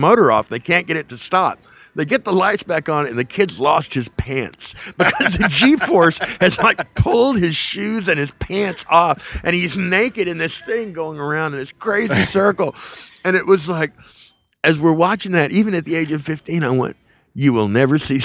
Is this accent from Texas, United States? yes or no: yes; South Texas, United States; also born or lived in Whiteface, Texas / Levelland, Texas; we moved down there from the Texas Panhandle, from Leveland, actually. We lived outside of Leveland in a little farming community called Whiteface, Texas. And we moved down there when I was 6. And so I sort of came of age down there